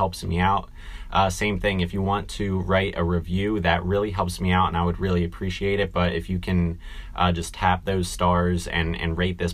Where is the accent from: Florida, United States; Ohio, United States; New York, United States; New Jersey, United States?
New Jersey, United States; Washington Township; moved away as an adult; also born or lived in Delaware; now in Philadelphia, United States; township is actually a very ambiguous term that would describe my hometown and the town that I was born and raised in and grew up